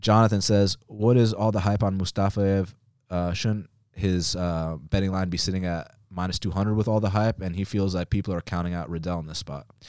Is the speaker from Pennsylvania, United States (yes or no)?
no; Atlanta, Georgia, United States; I'm, I'm from Atlanta